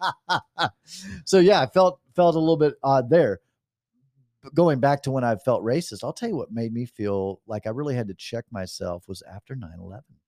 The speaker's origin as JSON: {"language": "English", "country": "United States", "tie": "born or raised there", "said": "growing up in Johnson"}